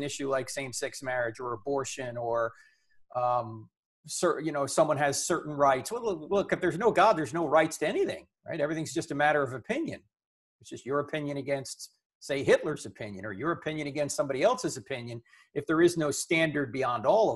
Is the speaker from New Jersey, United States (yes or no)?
yes; New Jersey, United States; I'm from New Jersey.